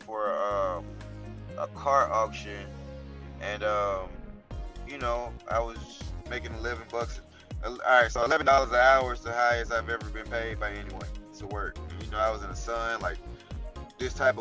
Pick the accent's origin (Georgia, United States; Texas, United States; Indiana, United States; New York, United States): Georgia, United States; Atlanta; I'm from Atlanta, Georgia